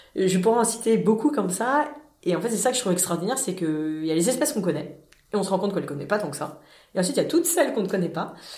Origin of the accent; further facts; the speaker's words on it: France; en tant que Français